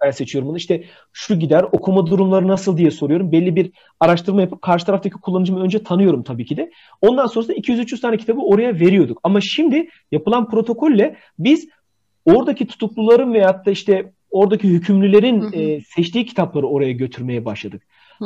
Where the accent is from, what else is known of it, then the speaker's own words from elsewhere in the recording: Bitlis, Bitlis Province, Turkey; Bitlis'te tike deriz